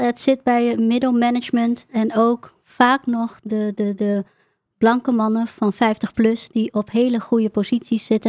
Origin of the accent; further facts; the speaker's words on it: Emmen, Drenthe, Netherlands; also born or lived in Groningen; ik kom uit het noorden, eh, ik kom uit Emmen en ik werkte veel in Groningen